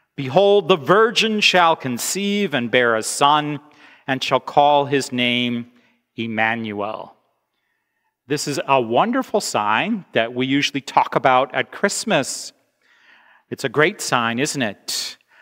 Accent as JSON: {"language": "English", "country": "United States", "moved": "yes", "said": "I am an American"}